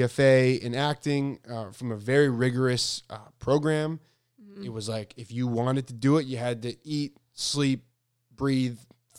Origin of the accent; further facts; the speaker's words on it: Italy; Also, I'm from Italy, and here it would be much harder than it seems in the US.